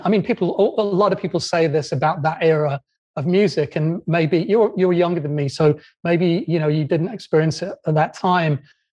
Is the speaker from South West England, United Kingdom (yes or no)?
no; Doncaster, Yorkshire and the Humber, United Kingdom; moved away; growing up in Doncaster